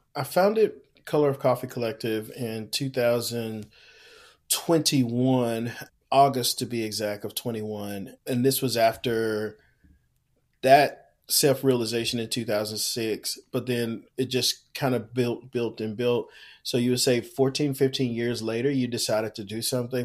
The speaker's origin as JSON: {"language": "English", "town": "Houston", "region": "Texas", "country": "United States", "tie": "born or raised there", "said": "born and raised in Houston, Texas"}